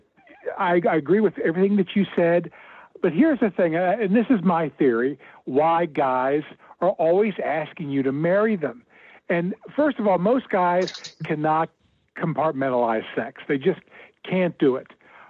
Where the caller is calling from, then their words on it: Cincinnati, Ohio, United States; from Cincinnati.